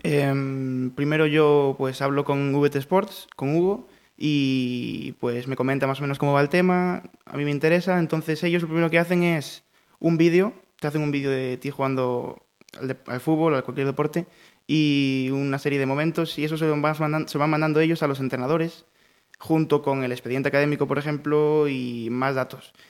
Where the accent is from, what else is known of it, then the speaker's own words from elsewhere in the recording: Pontevedra, Galicia, Spain; estuve de pequeño, en infantil estuve en Crespo Rivas, en Campolongo